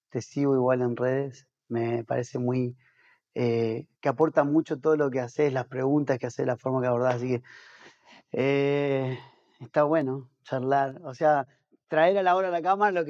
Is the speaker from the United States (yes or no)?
no; Azul, Buenos Aires Province, Argentina; born there; also born or lived in Tucumán; Mis papás eran pastores, yo nací en Azul, Buenos Aires. Eh, soy mayor de cinco hermanos, somos cinco hermanos, y los dos mayores nacimos allá. Después mis papás se fueron a, a Tucumán a terminar el seminario